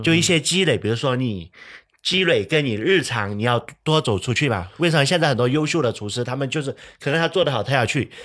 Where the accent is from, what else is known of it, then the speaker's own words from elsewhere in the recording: Fujian, China; 在我们闽南